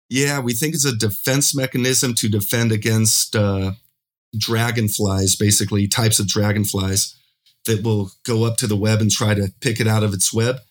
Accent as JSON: {"language": "English", "town": "Pueblo", "region": "Colorado", "country": "United States", "moved": "as an adult", "lives_now": "Medellin, Colombia", "said": "I'm originally from Pueblo, Colorado. I now live in Medellin, Colombia"}